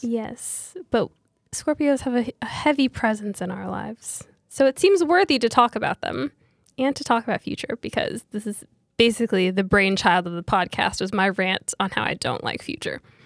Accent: New York, United States; we're from New York.

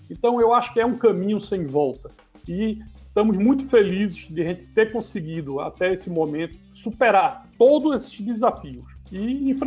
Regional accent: Northeast Region, Brazil; Então, eu acho né, como um bom nordestino, o que eu posso dizer

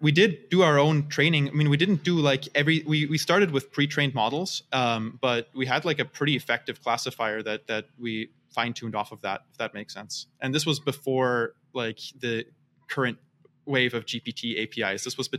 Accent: Seattle, Washington, United States; also born or lived in Vienna, Austria / Utah / California; So I am from all over the place. I'm originally from Vienna, Austria, and then I grew up in Seattle, in Utah, lived in California since college, really love it here.

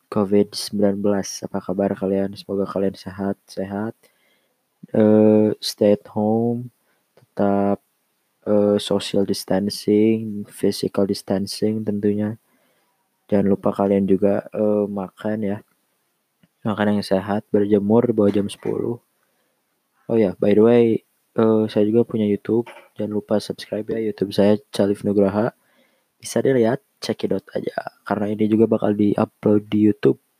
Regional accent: Bandung, West Java, Indonesia; ya. Saya berasal dari Bandung

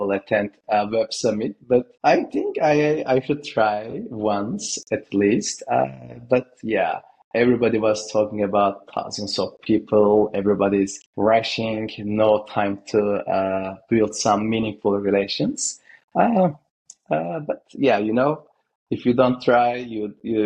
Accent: Konya, Turkey; moved away as an adult; also born or lived in Denizli, Turkey / United States / Boston; now in London, United Kingdom; I was born in Denizli, and I was raised in Konya

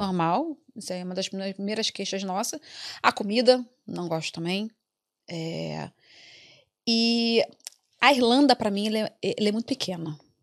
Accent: Rio de Janeiro, Brazil; moved away as an adult; now in Dublin, Ireland; eu vim do Rio de Janeiro, capital, cheio de coisa para fazer

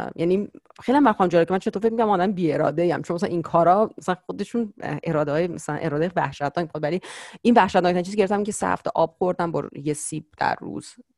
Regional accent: Iran; moved away as an adult; now in United States; بعد لیسانس از ایران اومدم بیرون

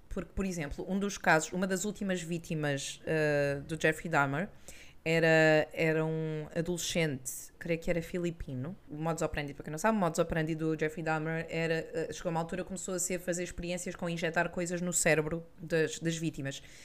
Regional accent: Lisbon, Portugal; accent: Lisbon; o nosso sotaque é muito lisboeta, com muito X em todo lado

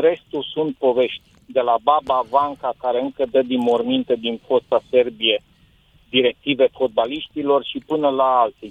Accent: Romania; Noi, ca români

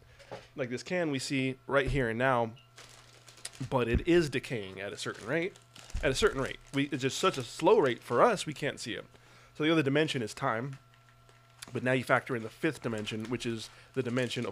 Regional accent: Albuquerque, New Mexico, United States; moved away; I grew up in Albuquerque

